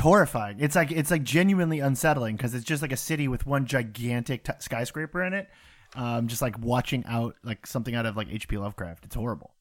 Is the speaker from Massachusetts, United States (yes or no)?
yes; near Salem, Massachusetts, United States; I grew up next to Salem, Massachusetts.